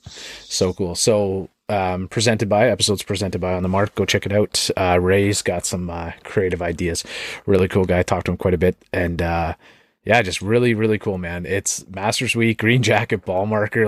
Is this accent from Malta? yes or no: no; Canada; I'm Canadian